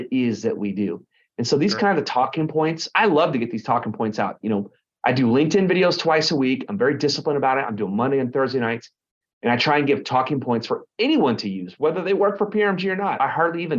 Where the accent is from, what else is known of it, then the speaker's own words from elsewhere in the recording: Garland, Texas, United States; moved away as an adult; also born or lived in Dallas, Texas / Lake Texoma, Texas / Austin, Texas / Tampa, Florida; now in Orange County, United States; I grew up in Garland, Texas